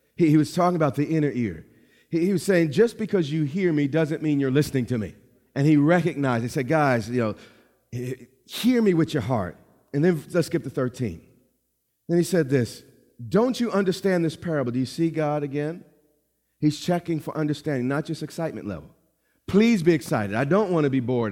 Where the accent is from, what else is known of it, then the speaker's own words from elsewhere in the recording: New York, United States; I'm from New York.